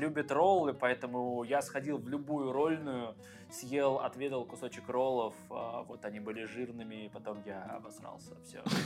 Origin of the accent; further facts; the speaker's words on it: Penza, Penza Oblast, Russia; moved away as an adult; now in Saint Petersburg, Russia; У меня просто есть друзья с моего родного города Пензы